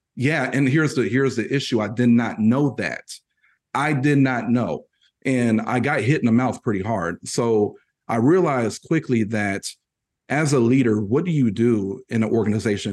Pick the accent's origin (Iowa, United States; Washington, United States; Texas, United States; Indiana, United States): Indiana, United States; Purdue University country; I'm from, I'm from Purdue University country. So if you know anything about the Boilermakers, that's where I currently reside. That's where I was born too